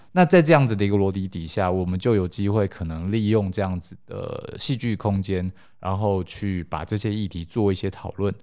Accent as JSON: {"language": "Chinese", "country": "Taiwan", "said": "因为我们都是台湾人"}